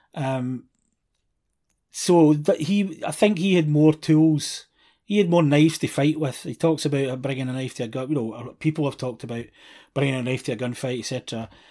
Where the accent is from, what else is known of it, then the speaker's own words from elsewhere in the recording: Scotland, United Kingdom; being Scottish